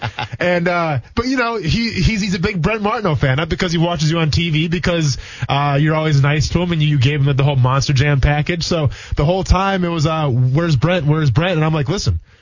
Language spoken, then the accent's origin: English; Wisconsin, United States; moved away; growing up in Wisconsin